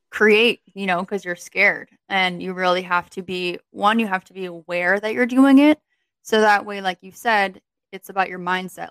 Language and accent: English; Connecticut, United States; moved away as an adult; also born or lived in Virginia; now in New York, United States; As soon as I finished college, like that next month, I moved from Connecticut to Virginia